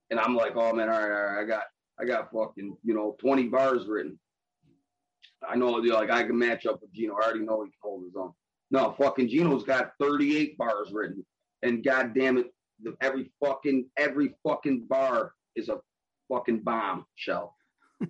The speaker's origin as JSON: {"language": "English", "town": "Buffalo", "region": "New York", "country": "United States", "said": "I'm from Buffalo"}